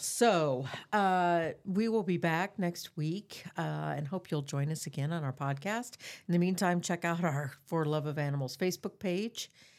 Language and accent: English; Des Moines, Iowa, United States; And I grew up in Des Moines. I am so proud that the city of Des Moines has put this level into animals in our community.